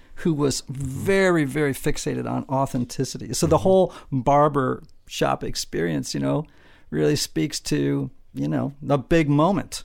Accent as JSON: {"language": "English", "town": "Greenwich", "region": "Connecticut", "country": "United States", "tie": "born or raised there", "said": "I grew up in Greenwich, Connecticut, this super wealthy town"}